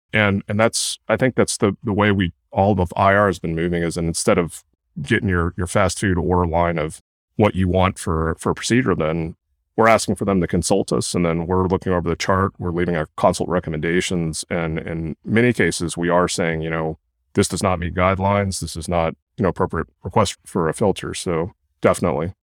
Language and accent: English; Kentucky, United States; moved away as an adult; also born or lived in Durham, North Carolina / Stanford, California / Oregon; now in Santa Clara, United States; I grew up in Kentucky